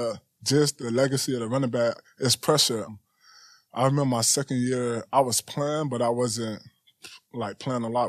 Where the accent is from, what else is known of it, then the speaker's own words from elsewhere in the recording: Miami, Florida, United States; I'm from Miami